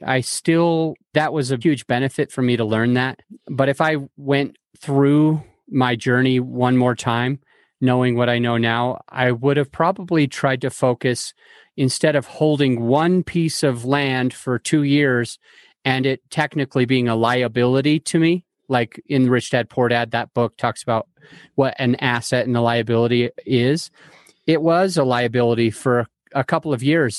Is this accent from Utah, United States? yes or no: yes; Salt Lake City, Utah, United States; moved away as an adult; now in Denver, United States; I grew up in Salt Lake City, Utah